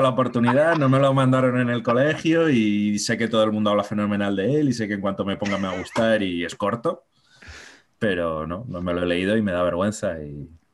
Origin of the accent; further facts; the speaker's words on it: Madrid, Community of Madrid, Spain; mi padre es británico, pero yo soy nacido en Madrid